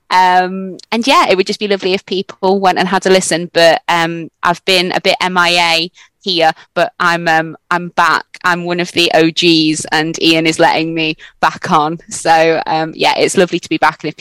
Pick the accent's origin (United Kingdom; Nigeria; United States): United Kingdom; Scotland; Um, obviously I'm Scottish.